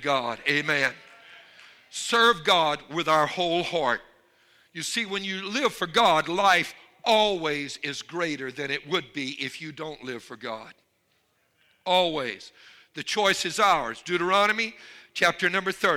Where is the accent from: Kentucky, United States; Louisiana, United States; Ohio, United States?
Louisiana, United States; I'm from Louisiana, so okay. I have Boudreaux and Hebert in my family